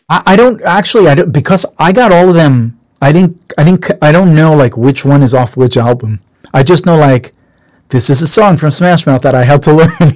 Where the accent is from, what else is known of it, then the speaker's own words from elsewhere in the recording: Jerusalem, Jerusalem District, Israel; now in United States; born and raised in Israel